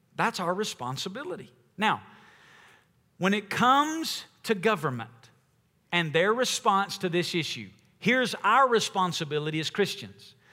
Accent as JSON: {"language": "English", "country": "United States", "said": "as Americans"}